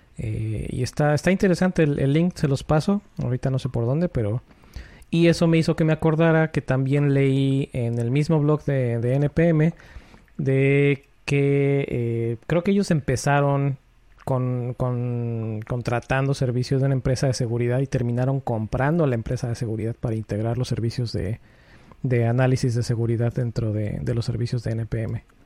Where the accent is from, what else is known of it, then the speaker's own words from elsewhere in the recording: Puebla, Mexico; moved away as an adult; now in Connecticut, United States; cuando voy a mi casa a Puebla, que soy, yo soy de Puebla